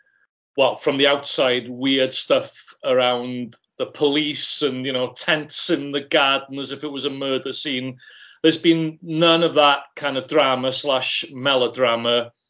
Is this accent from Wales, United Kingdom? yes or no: yes; Wales, United Kingdom; Yeah, well, I mean, it's one of my things, as I say, that as Welsh speakers have been observing the English with some concern for about 1,000 years